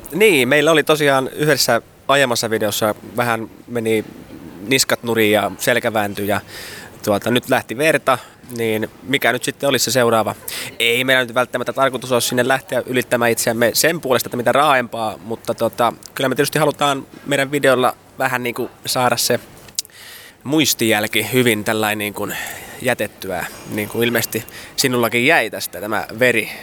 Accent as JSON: {"language": "Finnish", "region": "South Ostrobothnia", "country": "Finland", "said": "Etelä-Pohjanmaa on se, mistä me ollaan kotoisin"}